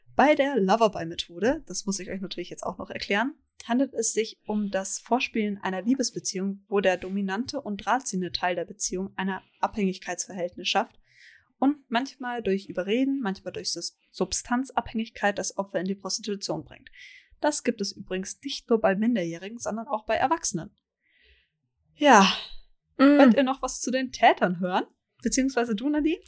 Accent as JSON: {"language": "German", "region": "Bavaria", "country": "Germany", "said": "meiner Heimat Bayern"}